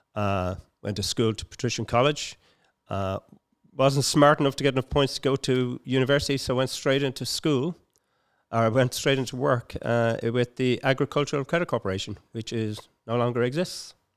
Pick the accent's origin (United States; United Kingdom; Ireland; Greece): Ireland; Dublin, Leinster; also born or lived in Palmerstown; I was born in Palmerstown, but I was reared in, uh, Finglas.